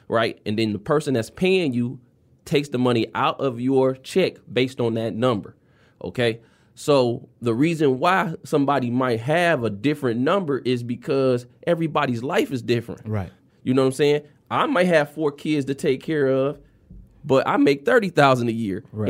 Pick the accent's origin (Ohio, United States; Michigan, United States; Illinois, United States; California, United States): Michigan, United States; Detroit; I am from the West Side. I grew up off of uh, Seventh South Field and Plymouth Road